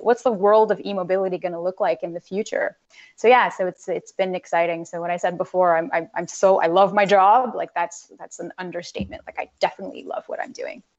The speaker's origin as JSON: {"language": "English", "country": "Canada", "said": "as a Canadian"}